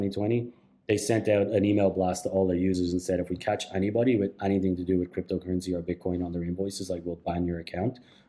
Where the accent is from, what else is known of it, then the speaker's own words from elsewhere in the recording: Canada; Just as a Canadian, I knew … and I thought like, all right, these guys are great.